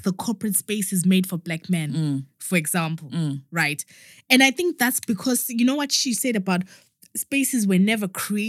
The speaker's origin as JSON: {"language": "English", "country": "Zimbabwe", "moved": "yes", "lives_now": "United Kingdom", "said": "we're from Zimbabwe."}